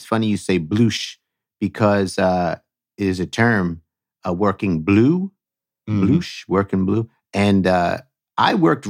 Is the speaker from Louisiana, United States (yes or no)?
no; New York, United States; accent: New York; and that's my New York accent, water.